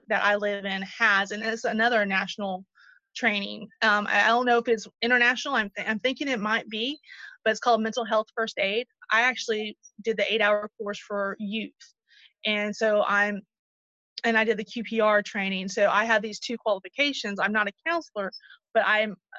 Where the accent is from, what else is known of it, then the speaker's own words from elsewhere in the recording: Moultrie, Georgia, United States; my hometown